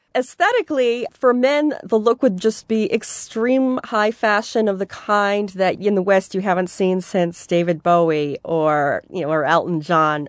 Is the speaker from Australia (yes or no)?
no; Seoul, South Korea; I grew up in Gangnam, actually, which is the, the area of Seoul